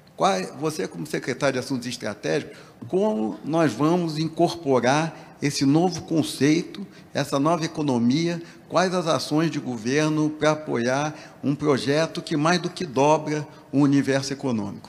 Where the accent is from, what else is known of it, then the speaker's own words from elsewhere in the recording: Rio de Janeiro, Brazil; moved away as an adult; now in São Paulo, Brazil; muito orgulhoso aqui como carioca